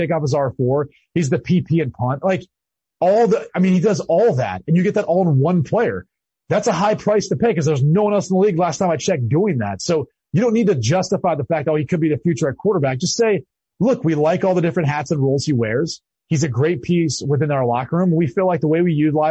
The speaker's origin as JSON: {"language": "English", "region": "Midwest", "country": "United States", "tie": "born or raised there", "said": "I grew up in the Midwest"}